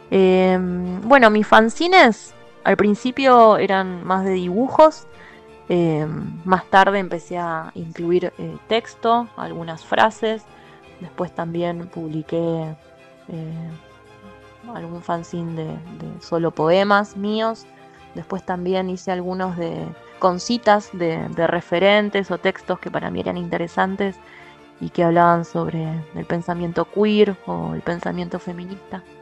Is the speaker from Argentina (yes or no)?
yes; Adrogué, Buenos Aires Province, Argentina; moved away as an adult; now in Ushuaia, Argentina; soy de Adrogué, con urbano bonaerense.